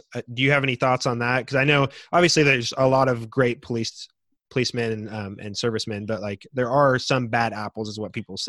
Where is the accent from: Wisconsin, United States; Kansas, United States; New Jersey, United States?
Kansas, United States; Andover; I'm white. I grew up in Andover. And so Andover being a suburb, there's not a whole lot of diversity in there.